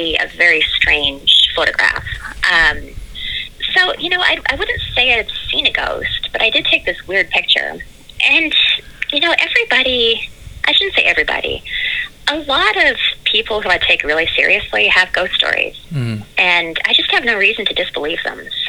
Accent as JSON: {"language": "English", "country": "Canada", "moved": "yes", "lives_now": "New York City, United States", "said": "We're both from Canada"}